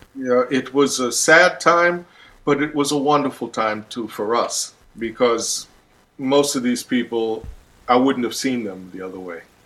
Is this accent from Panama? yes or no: yes; Panama; moved away; also born or lived in Brooklyn, New York; I'm from Panama and lived in Brooklyn